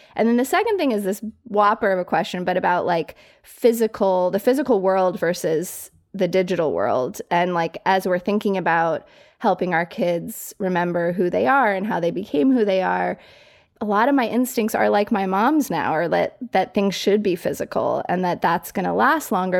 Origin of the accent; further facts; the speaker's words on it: Colorado Springs, Colorado, United States; moved away as an adult; also born or lived in New York City; I grew up in Colorado Springs, like fairly small town